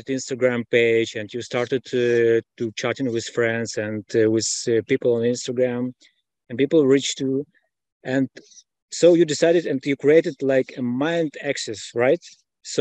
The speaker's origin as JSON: {"language": "English", "country": "Israel", "said": "I'm from Israel."}